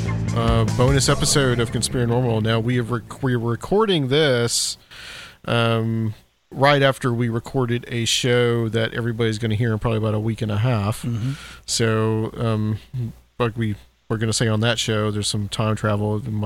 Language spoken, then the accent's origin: English; East Tennessee, United States; I've grown up in Tennessee. I'm from East Tennessee